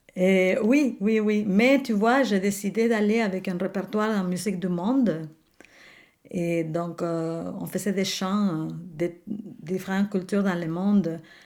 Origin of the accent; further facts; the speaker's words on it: Buenos Aires, Argentina; French is a second language; moved away as an adult; now in Quebec, Canada; je suis née à Buenos Aires